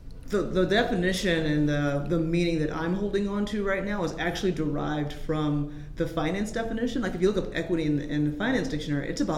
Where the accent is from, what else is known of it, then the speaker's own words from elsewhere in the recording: the South, United States; I'm from the South